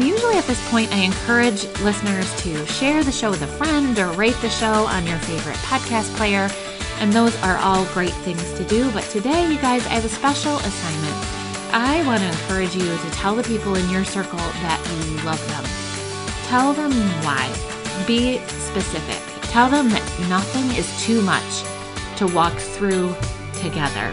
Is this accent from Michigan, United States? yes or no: yes; Michigan, United States